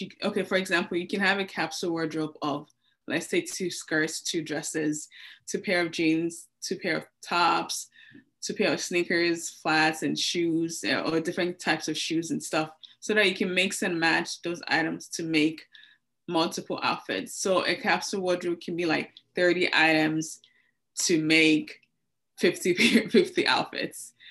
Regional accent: Lagos, Nigeria; I grew up in Lagos, Nigeria.

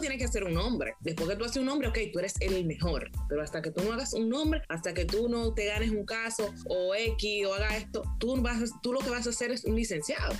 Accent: Dominican Republic; nuestro país

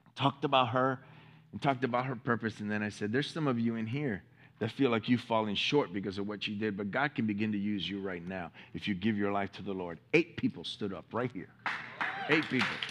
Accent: Miami, Florida, United States; I'm from Miami

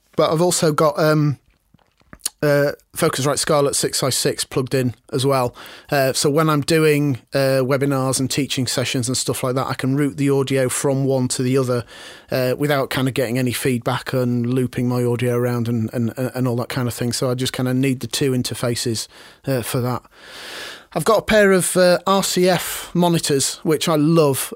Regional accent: Harrogate, Yorkshire and the Humber, United Kingdom; I grew up in Harrogate

